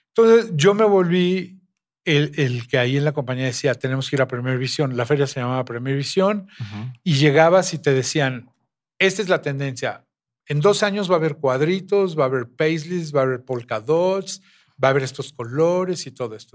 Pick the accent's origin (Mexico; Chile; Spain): Mexico; somos mexicanos.